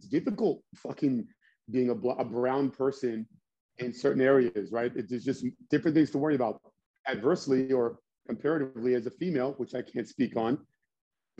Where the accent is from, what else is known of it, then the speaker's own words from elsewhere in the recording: United States; also born or lived in Nashua, New Hampshire / Lowell, Massachusetts; I was born and raised in Lowell, Nashua, New Hampshire, and Massachusetts, like that area